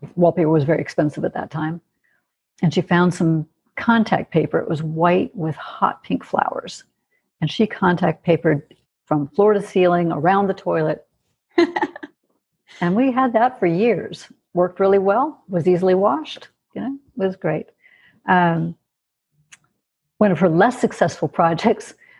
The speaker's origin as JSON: {"language": "English", "region": "California", "country": "United States", "tie": "born or raised there", "also_born_or_lived": "Michigan / Montana", "moved": "as an adult", "lives_now": "Albuquerque, United States", "said": "we moved to California, and that's the house I stayed in until I was 18"}